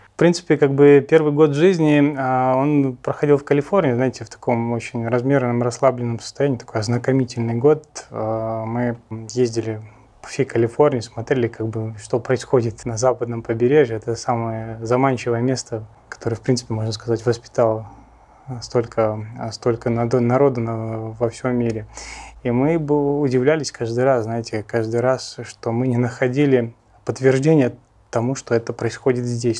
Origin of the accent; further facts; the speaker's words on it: Russia; moved away as an adult; also born or lived in United States / Los Angeles; я как бы армянин, жил всю жизнь в России